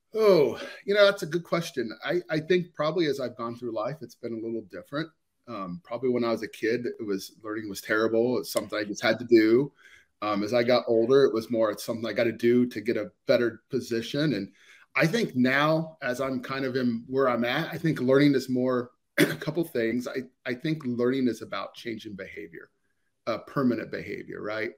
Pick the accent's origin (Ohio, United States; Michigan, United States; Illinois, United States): Ohio, United States; I'm born and raised in Ohio, so I'm in the Ohio area